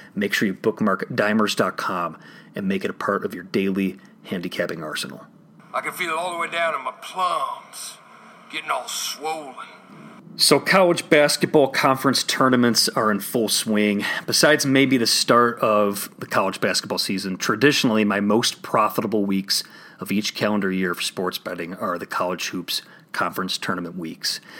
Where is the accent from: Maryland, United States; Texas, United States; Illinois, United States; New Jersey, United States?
Illinois, United States; my home state of Illinois